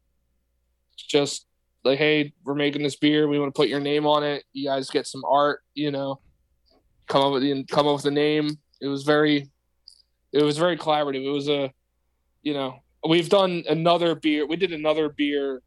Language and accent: English; Delaware County, Pennsylvania, United States; I grew up in Delaware County.